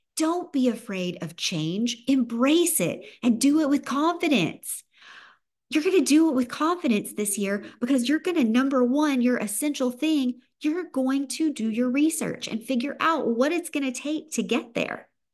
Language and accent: English; the South, Southern United States, United States; accent: Southern; my Southern accent